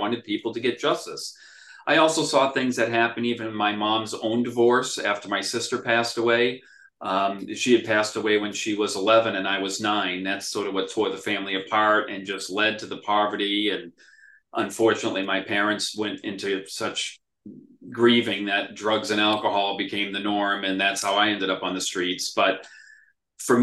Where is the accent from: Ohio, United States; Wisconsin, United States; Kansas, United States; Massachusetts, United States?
Massachusetts, United States; Worcester; also born or lived in England; I was born and raised in Worcester, grew up pretty poor